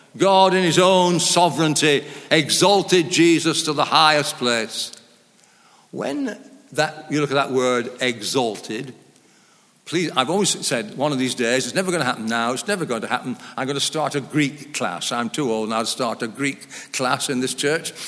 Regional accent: Lancashire, North West England, United Kingdom; moved away as an adult; also born or lived in Oxford; I was brought up in Lancashire in a very, what they called, low church.

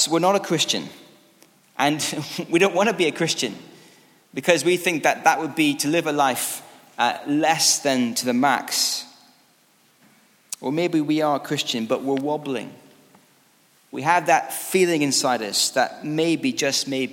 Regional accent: Scotland, United Kingdom; As a Scottish rugby fan

